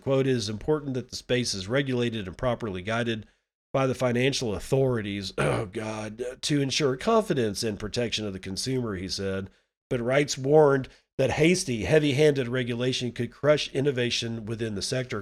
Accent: United States; I'm an American

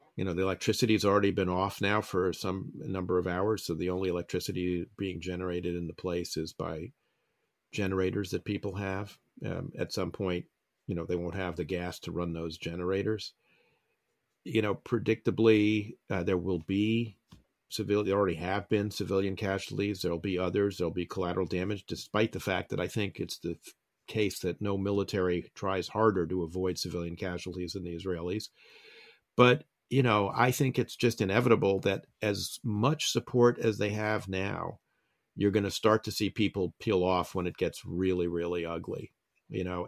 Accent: New York City, New York, United States; And I grew up in New York City.

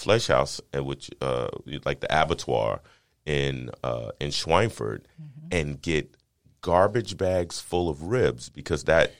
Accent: Georgia, United States; And I was like, Georgia.

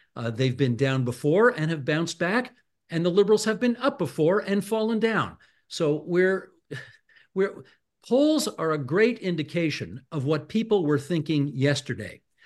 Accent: Hamilton, Ontario, Canada; moved away; I'm originally from Hamilton

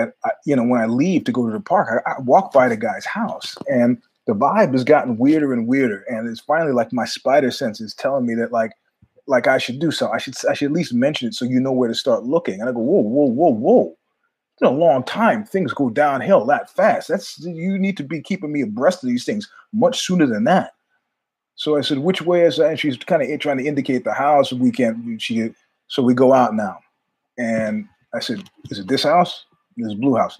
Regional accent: New York, United States; I'm a New Yorker

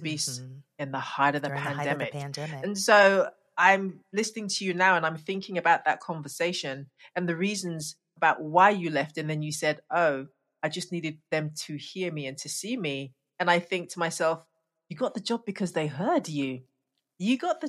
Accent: United Kingdom; also born or lived in Ghana; I'm British as well and Ghanaian

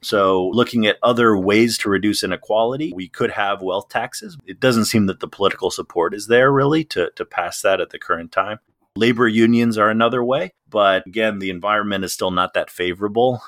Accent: Illinois, United States; now in Washington DC, United States; I grew up in Illinois, so I was in the central time zone

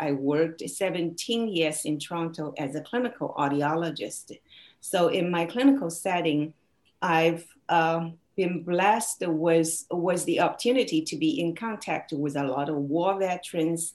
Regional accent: China; English is a second language; moved away; my hometown in China

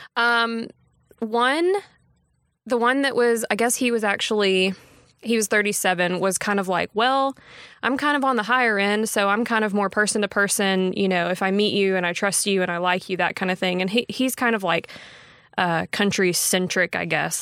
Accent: Texarkana, Texas, United States; moved away as an adult; now in Tyler, United States; I had interned back home. I'm from Texarkana

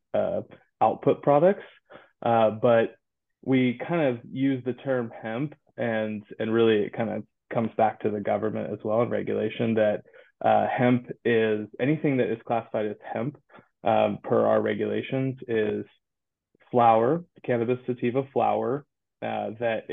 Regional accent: Santa Cruz, California, United States; moved away; I'm originally from Santa Cruz, California, and cannabis has always been a part of my, you know, the culture growing up

